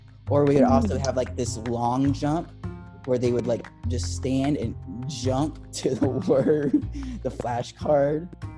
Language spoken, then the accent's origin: English; Berlin, Germany; moved away; because I'm originally from Berlin. I was born in Berlin and I have family over there and on my mom's side.